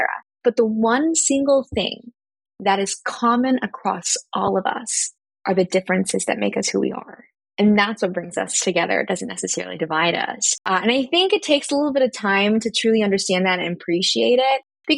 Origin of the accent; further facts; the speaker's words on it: Philippines; I am Filipino and half white, and my mother most certainly was not supportive about mental health as I was going through high school and college.